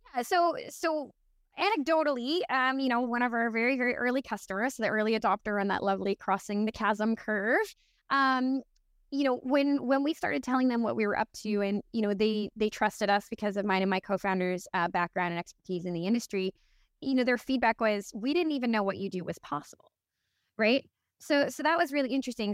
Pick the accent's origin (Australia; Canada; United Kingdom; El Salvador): Canada; Newfoundland and Labrador; I'm originally from Newfoundland, Canada, so absolute middle of nowhere